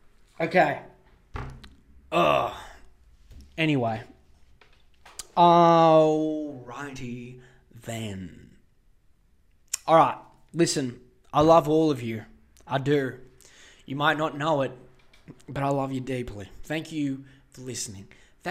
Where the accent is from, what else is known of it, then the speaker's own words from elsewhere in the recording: Australia; I don't care that I'm from Australia.